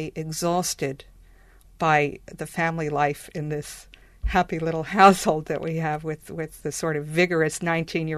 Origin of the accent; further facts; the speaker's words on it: New York, United States; moved away as an adult; now in Ireland; I grew up in Manhattan, very high-rise area of New York